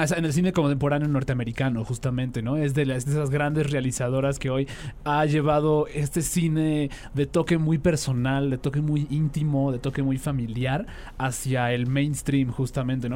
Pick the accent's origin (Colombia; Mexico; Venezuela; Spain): Mexico; como sociedad mexicana